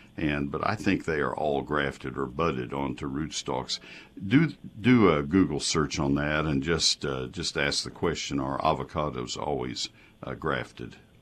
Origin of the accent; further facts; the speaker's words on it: Brazos County, Texas, United States; moved away; Brazos County, my hometown originally